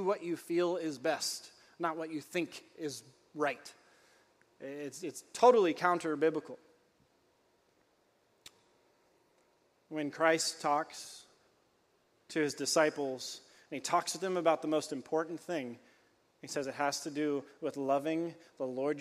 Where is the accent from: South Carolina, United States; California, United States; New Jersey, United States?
California, United States; I grew up in California